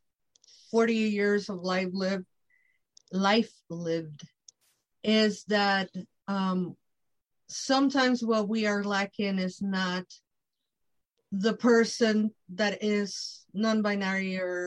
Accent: Mexico; growing up in Mexico, you cannot even sit on a certain way

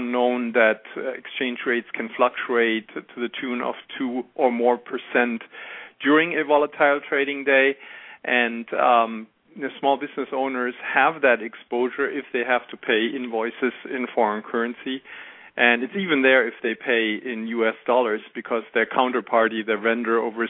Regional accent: Germany; accent: German; English is a second language; moved away as an adult; now in United States; As you can hear from my accent, I am German. I grew up in Germany and went to university there

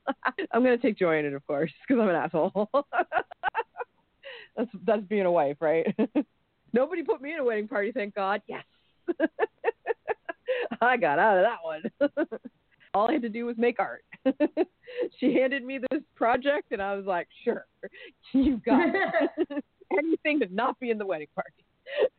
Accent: Canada; I'm Canadian

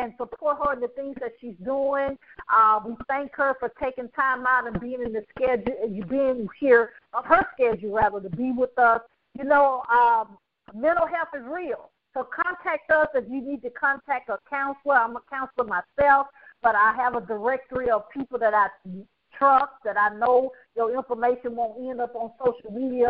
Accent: the South, United States; I'm from the South

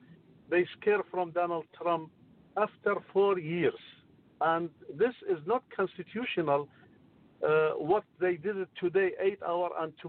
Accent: Iraq; now in Modesto, United States; I am from Iraq. I am Christian Assyrian.

